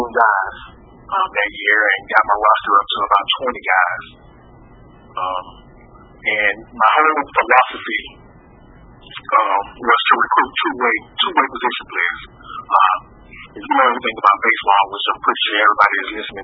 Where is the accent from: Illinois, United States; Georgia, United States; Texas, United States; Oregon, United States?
Georgia, United States; Decatur; I'm born and raised in Decatur, Georgia